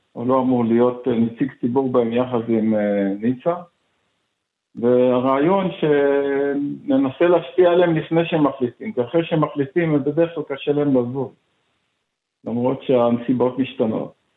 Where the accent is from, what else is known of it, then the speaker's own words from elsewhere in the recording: Haifa, Haifa District, Israel; גדלתי בחיפה, למדתי בחיפה